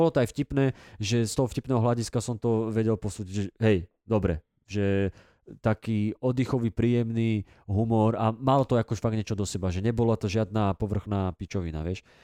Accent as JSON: {"language": "Slovak", "town": "Dubnica nad Váhom", "region": "Trenčín Region", "country": "Slovakia", "said": "u nás v Dubnici"}